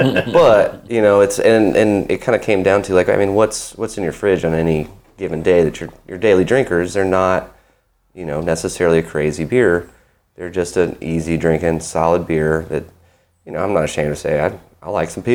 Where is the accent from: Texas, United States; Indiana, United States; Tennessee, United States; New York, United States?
Tennessee, United States; Nashville; moved away as an adult; also born or lived in Chattanooga, United States; now in Knoxville, United States; Yeah, I grew up in Nashville.